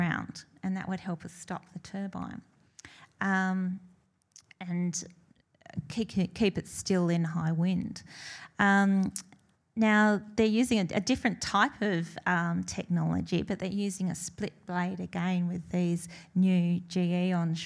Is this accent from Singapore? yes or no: no; northwest coast of Tasmania, Australia; I grew up in Tasmania, in the northwest coast of Tasmania.